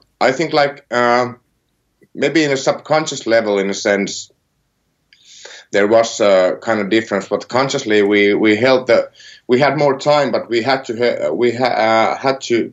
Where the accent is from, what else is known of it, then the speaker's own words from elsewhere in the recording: near Helsinki, Uusimaa, Finland; I'm not from Karhula. I'm like from near Helsinki